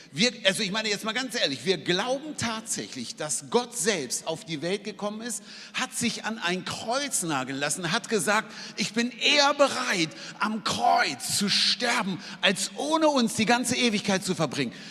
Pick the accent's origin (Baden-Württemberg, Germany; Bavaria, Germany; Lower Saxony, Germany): Lower Saxony, Germany; Hanover; Ähm, ich bin aufgewachsen in Hannover ohne christlichen Hintergrund